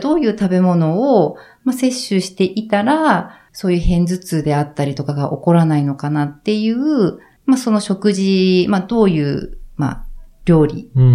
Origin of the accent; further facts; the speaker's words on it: Sapporo, Hokkaido, Japan; moved away as an adult; also born or lived in Tokyo; もともと私実家が札幌で